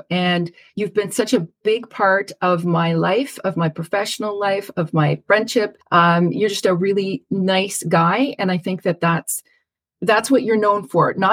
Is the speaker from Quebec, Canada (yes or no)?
yes; Montreal, Quebec, Canada; moved away; also born or lived in Ottawa; Yeah, I grew up in Montreal.